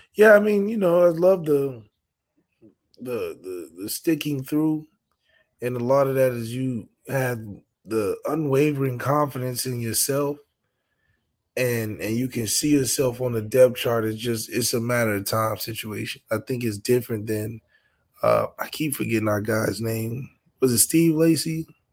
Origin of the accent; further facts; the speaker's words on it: Rhode Island, United States; moved away; I'm a kid from Rhode